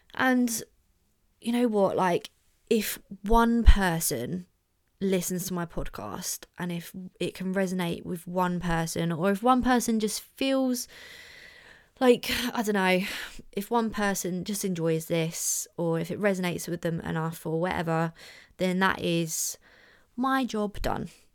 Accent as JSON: {"language": "English", "town": "Orpington", "region": "London", "country": "United Kingdom", "tie": "born or raised there", "said": "in my hometown, big up Orpington."}